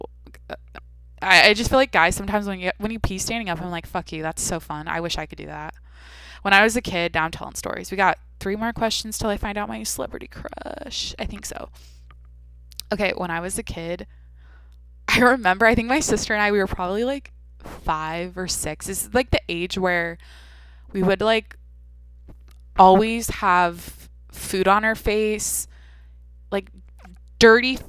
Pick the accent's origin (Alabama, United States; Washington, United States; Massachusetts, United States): Washington, United States; moved away; I'm from Washington